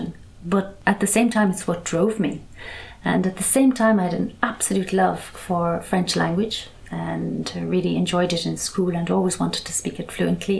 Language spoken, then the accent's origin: English; Ireland; moved away as an adult; When I was growing up in Ireland.